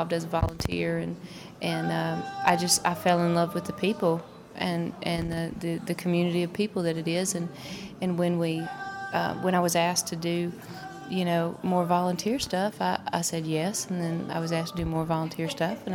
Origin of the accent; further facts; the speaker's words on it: Little Rock, Arkansas, United States; also born or lived in Memphis, Tennessee; now in Mountain Home, United States; I'm from Arkansas. I grew up in Little Rock